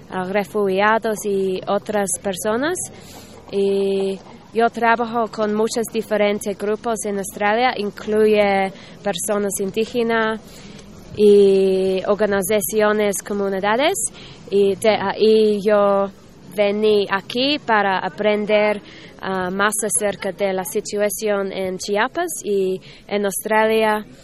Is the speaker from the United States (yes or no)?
yes; United States; Spanish is a second language; de Estados Unidos.